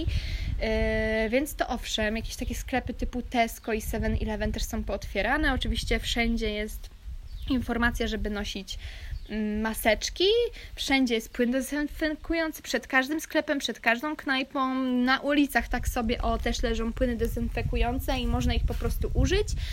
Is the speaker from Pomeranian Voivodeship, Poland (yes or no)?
yes; Kashubia, Pomeranian Voivodeship, Poland; moved away; moja wioska na Kaszubach, z której pochodzę